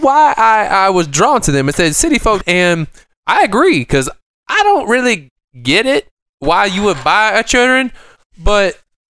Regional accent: Canada; Oh, I am. I'm Canadian Chinese.

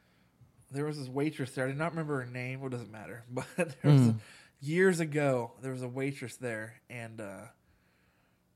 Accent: Harrison, Ohio, United States; my hometown of Harrison, Ohio

